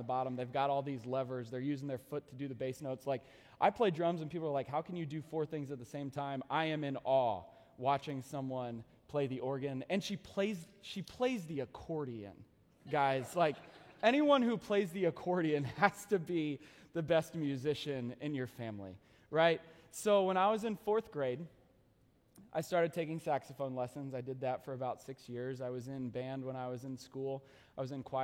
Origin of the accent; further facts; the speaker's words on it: Eastern Pennsylvania near Philadelphia, United States; moved away; I am originally from Eastern Pennsylvania near Philadelphia